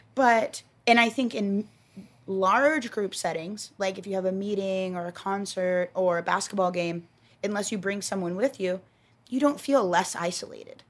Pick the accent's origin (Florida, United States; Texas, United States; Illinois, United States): Texas, United States; I'm from Texas